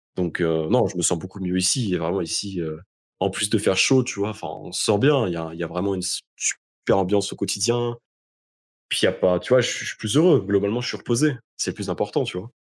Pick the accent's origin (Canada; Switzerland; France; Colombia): France; moved away